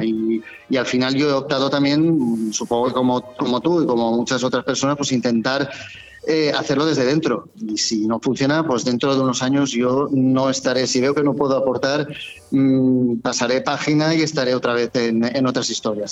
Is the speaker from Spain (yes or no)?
yes; Benidorm, Valencian Community, Spain; tengo la oportunidad de ser concejal de, de mi pueblo, eh, de donde viven mis hijos, donde han nacido